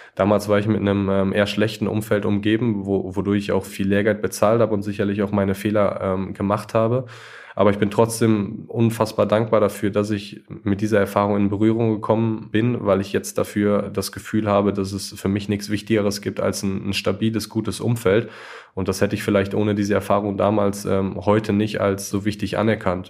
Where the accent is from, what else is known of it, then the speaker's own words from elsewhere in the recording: Germany; moved away; als Deutscher